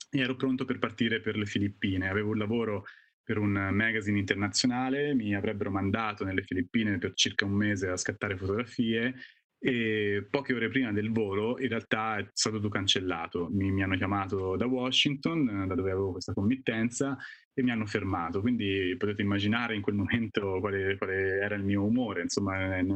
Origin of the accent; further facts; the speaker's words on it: Castiglione Fiorentino, Tuscany, Italy; sono toscano di Castiglione Fiorentino in provincia di Arezzo, sono fotografo eh, da circa vent'anni